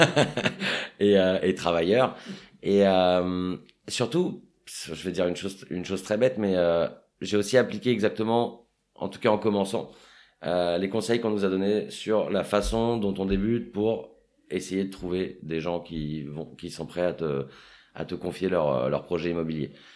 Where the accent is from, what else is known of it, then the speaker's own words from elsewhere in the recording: Paris, Île-de-France, France; j'ai grandi à Paris